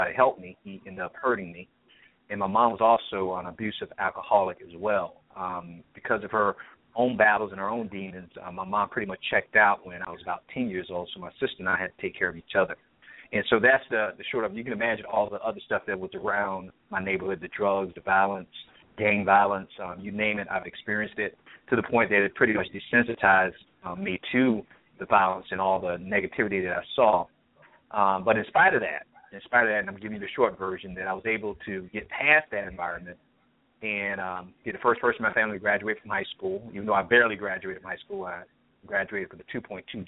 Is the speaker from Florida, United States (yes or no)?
yes; Miami, Florida, United States; now in Chattanooga, United States; I grew up in the projects in Liberty City in Miami